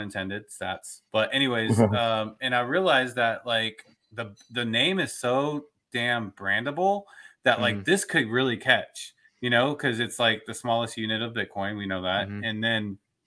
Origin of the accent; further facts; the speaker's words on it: Dallas, Texas, United States; I'm from Dallas, Fort Worth